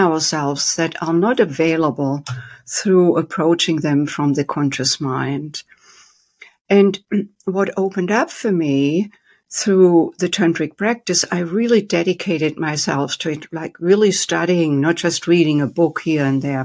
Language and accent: English; Germany; moved away as an adult; now in United States; I was born and raised in Germany with a very strict dad